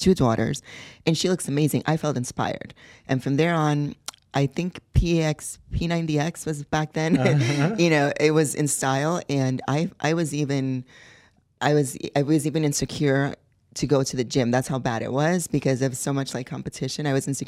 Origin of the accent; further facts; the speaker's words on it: Puerto Rico; also born or lived in New York, United States; Well, I was born in New York. My mom is from Puerto Rico, and my dad is from Spain. I moved to Puerto Rico when I was 12.